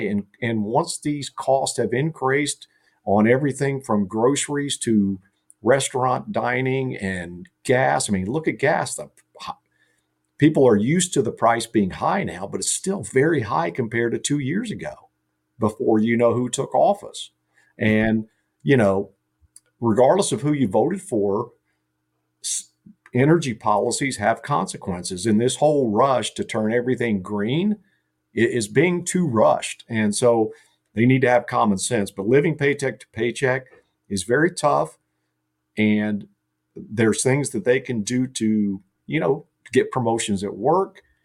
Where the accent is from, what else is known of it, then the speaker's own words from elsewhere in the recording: Carlisle, Ohio, United States; my hometown, Carlisle